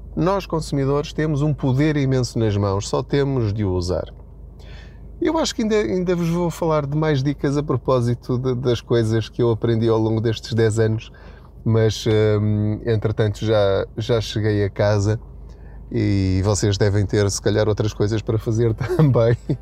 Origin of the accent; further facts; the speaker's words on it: Portugal; a nossa situação enquanto portugueses